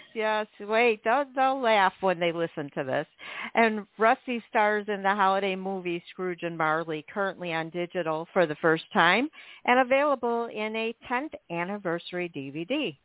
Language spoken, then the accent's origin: English; Chicago, Illinois, United States; also born or lived in Westchester, Illinois; I grew up in Chicago until I was 13, and then I moved to the suburbs.